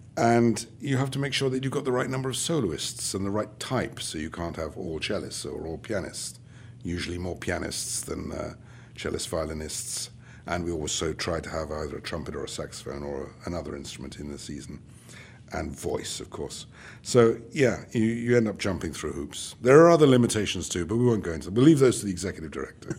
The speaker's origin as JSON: {"language": "English", "country": "United Kingdom", "moved": "yes", "lives_now": "Charlotte, United States", "said": "being British"}